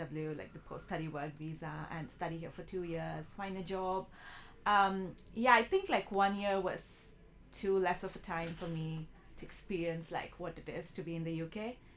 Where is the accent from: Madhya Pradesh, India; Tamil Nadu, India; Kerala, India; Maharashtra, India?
Kerala, India; moved away as an adult; now in Leeds, United Kingdom; So I'm from India. I come from the southern part of India called Kerala.